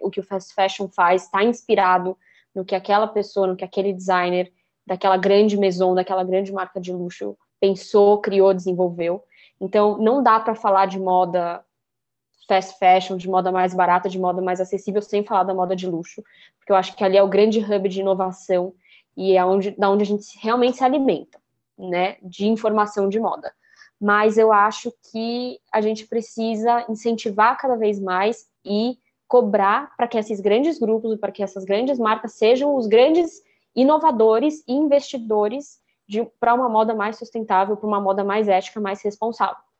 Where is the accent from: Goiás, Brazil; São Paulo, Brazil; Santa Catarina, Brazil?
São Paulo, Brazil; eu também sou de São Paulo